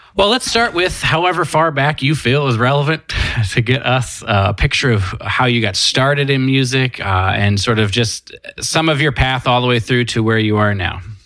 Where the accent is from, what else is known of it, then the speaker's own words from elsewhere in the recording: Oklahoma City, Oklahoma, United States; I'm this guy from Oklahoma City